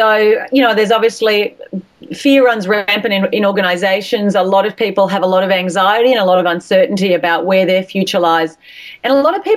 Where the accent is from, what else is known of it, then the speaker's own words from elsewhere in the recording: Australia; accent: Australian; with my accent, my Australian accent, my A's sound like I's and my R's sound like E's